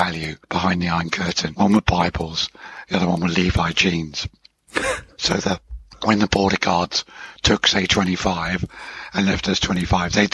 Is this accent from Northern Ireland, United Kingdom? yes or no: no; Hemel Hempstead, East of England, United Kingdom; moved away as an adult; also born or lived in Switzerland; I grew up in Hemel Hempstead, which ends Watford, which was the town my father was in.